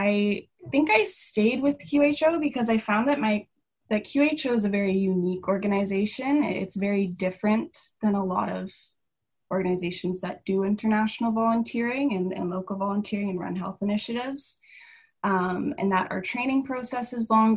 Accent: Calgary, Alberta, Canada; moved away; I'm originally from Calgary, Alberta.

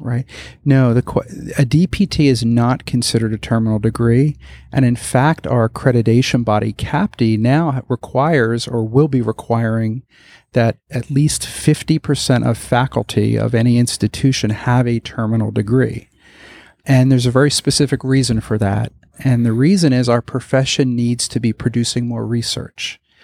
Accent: Broward County, South Florida, United States; also born or lived in Philadelphia / Palm Beach County; I was born in Philadelphia, but I grew up in South Florida, Broward County area

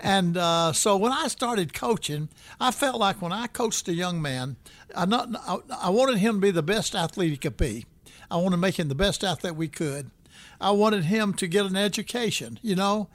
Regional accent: Birmingham, Alabama, United States; moved away as an adult; also born or lived in West Virginia; now in Tallahassee, United States; I was raised in Birmingham, Alabama

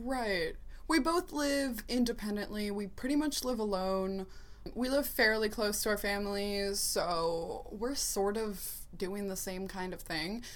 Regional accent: Columbus, Ohio, United States; I'm from Columbus, Ohio

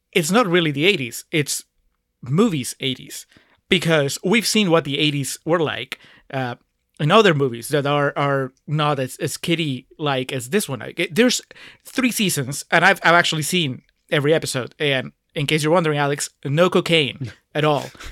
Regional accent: Peru; moved away; I grew up in Peru

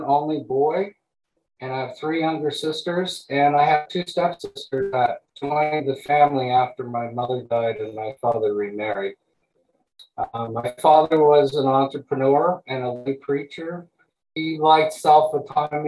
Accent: Montreal, Quebec, Canada; also born or lived in East Coast / farm (location unspecified); now in Maui, United States; I was born in Montreal, Quebec, Canada in 1958

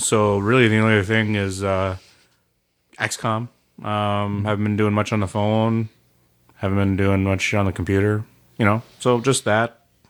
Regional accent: Canada; And I am the Canadian.

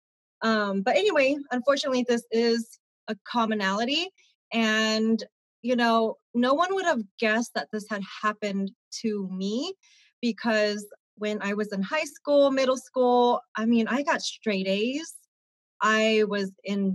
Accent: Sacramento, California, United States; Born and raised in Sacramento, California.

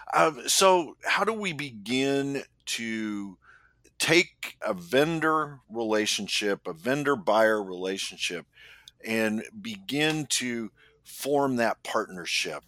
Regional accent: Indianapolis, Indiana, United States; I'm from Indianapolis, and one of the largest employers in our city is Eli Lilly

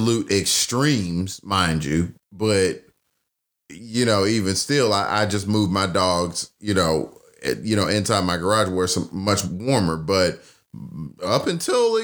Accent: the South, United States; both of us are from the South.

